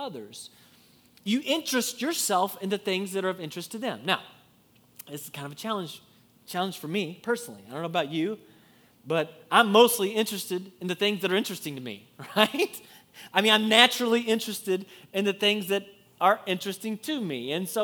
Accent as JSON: {"language": "English", "region": "Kentucky", "country": "United States", "said": "I'm from Kentucky"}